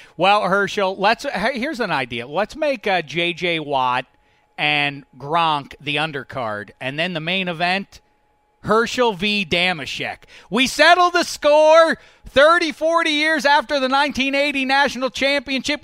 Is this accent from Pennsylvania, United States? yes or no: yes; Pittsburgh, Pennsylvania, United States; as a kid growing up in Pittsburgh, PA